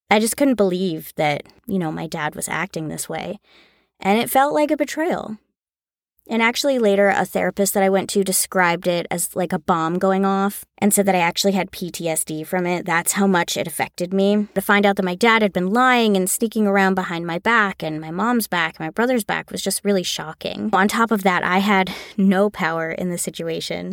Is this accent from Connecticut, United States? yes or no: yes; Connecticut, United States; now in Los Angeles, United States; I was born and raised in Connecticut, about an hour outside of New York City. Now I live in Los Angeles